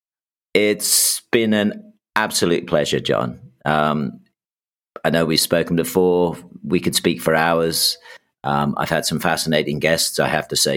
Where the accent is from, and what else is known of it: United Kingdom